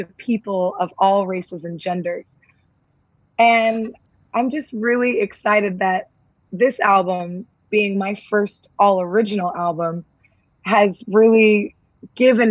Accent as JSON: {"language": "English", "region": "Southern California", "country": "United States", "tie": "born or raised there", "said": "growing up in Southern California"}